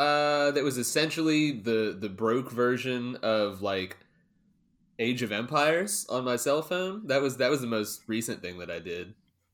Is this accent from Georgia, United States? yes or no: yes; Augusta, Georgia, United States; You forget I'm from Augusta as well.